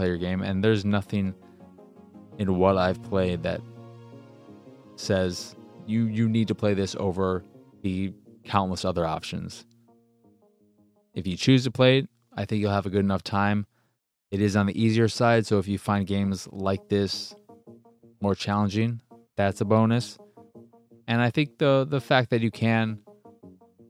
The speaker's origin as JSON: {"language": "English", "country": "United States", "said": "I'm an American"}